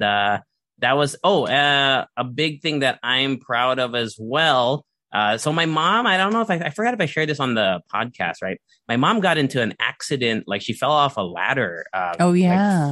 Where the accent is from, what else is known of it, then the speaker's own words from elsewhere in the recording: Alaska, United States; moved away; also born or lived in San Diego; I was born in Alaska